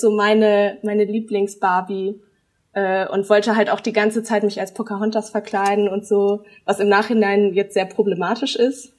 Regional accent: Germany; ich bin in Deutschland aufgewachsen

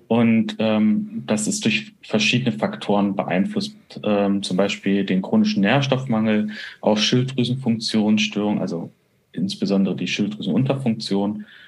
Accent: Bonn, North Rhine-Westphalia, Germany; moved away; in Bonn, also meiner alten Heimat

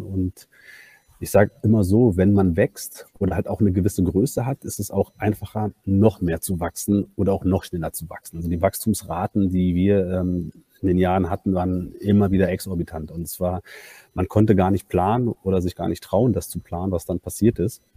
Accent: Berlin, Germany; also born or lived in Hamburg; bin gebürtiger Berliner und eigentlich Banker

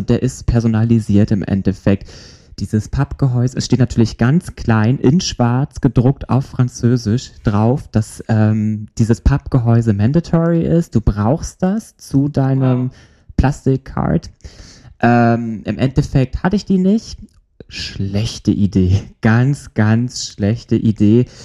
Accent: Germany; ich komme aus Deutschland

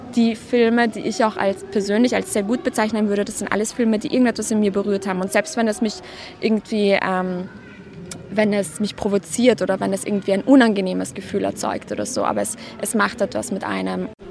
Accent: Vienna, Austria; ich komme aus Wien

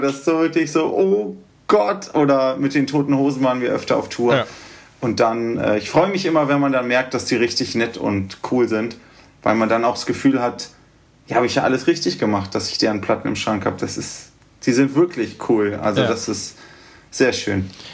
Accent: Göttingen, Lower Saxony, Germany; now in Berlin, Germany; Wir kommen ja ursprünglich aus Göttingen

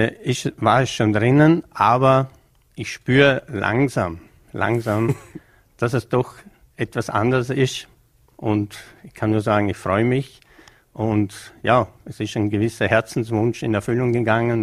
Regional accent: Bregenz, Vorarlberg, Austria; als gebürtiger Prägenzer

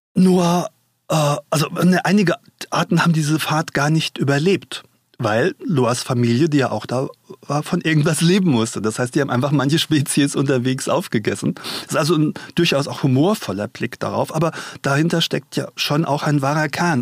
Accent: Mainz, Rhineland-Palatinate, Germany; Ich komme ja aus Mainz und war hier früher oft

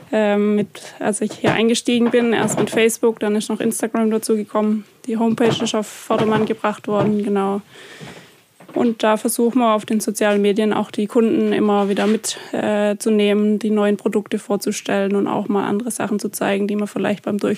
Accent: Flein, Baden-Württemberg, Germany; also born or lived in Heilbronn; Ich bin in Flein

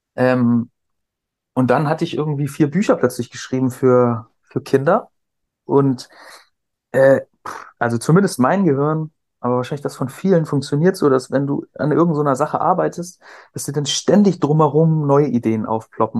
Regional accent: Cuxhaven, Lower Saxony, Germany; also born or lived in near Hamburg; ich bin bei Hamburg geboren, dann in Cuxhaven groß geworden, zur Schule gegangen

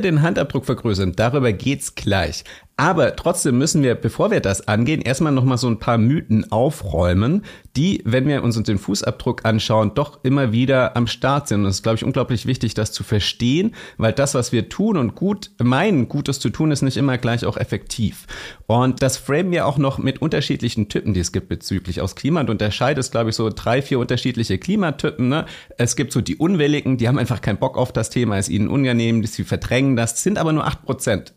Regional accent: Germany; als Deutsche

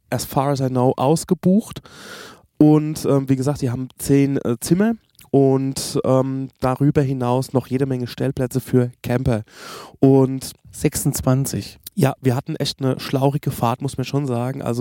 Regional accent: Germany; Und ja, ah, wir kommen aus Deutschland, das übliche Tete-a-Tete, was wir machen, Roadtrip

